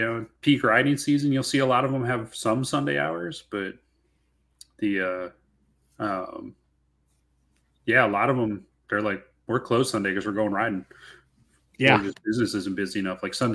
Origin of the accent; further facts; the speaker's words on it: just south of Milwaukee, Wisconsin, United States; also born or lived in Western Washington; now in Washington, United States; me growing up in Wisconsin there, just down the road from corporate, you know, just south of Milwaukee there